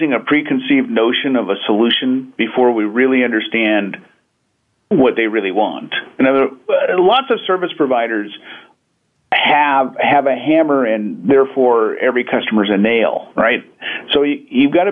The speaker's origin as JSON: {"language": "English", "region": "Pacific Northwest", "country": "United States", "said": "I hail from the Pacific Northwest, where we're abundantly surrounded by great nature"}